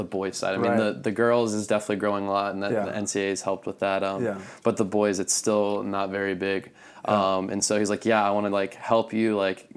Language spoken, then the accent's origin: English; Metairie, Louisiana, United States; I'm from Metairie, Louisiana, which is like 15 minutes outside downtown New Orleans